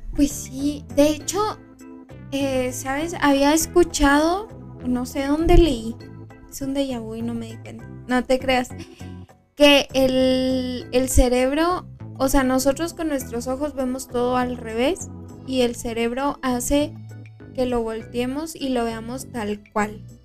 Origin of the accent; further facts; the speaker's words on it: Mexico; somos frontera y somos mexicanos